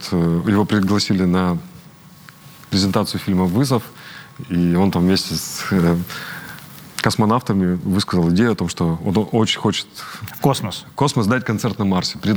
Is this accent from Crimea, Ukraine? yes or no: no; Donetsk, Donetsk Oblast, Ukraine; Ну, мы, я же из Донецка, мы же не верим в это все мы верим искреннему